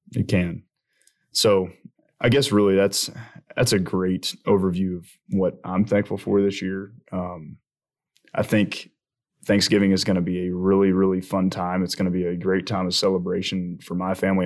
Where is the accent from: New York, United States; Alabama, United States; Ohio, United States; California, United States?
Alabama, United States; I'm from Alabama